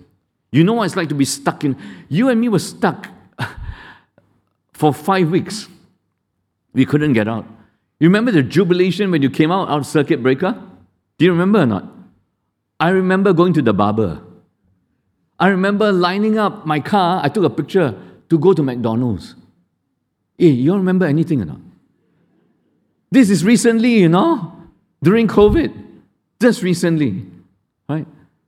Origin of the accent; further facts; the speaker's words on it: Malaysia; I'm Indian. But I grew up among Indians and Malays in Malaysia more than you.